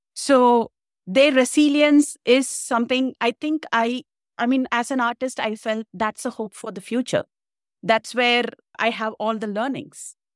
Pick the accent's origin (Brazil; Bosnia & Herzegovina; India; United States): India; moved away as an adult; now in Canada; I'm originally from India